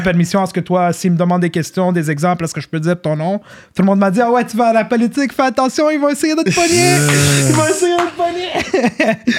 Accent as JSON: {"language": "French", "town": "Montreal", "region": "Quebec", "country": "Canada", "tie": "born or raised there", "also_born_or_lived": "Côte-Saint-Luc", "lives_now": "Laval, Canada", "said": "raised in, raised in Saint-Lô"}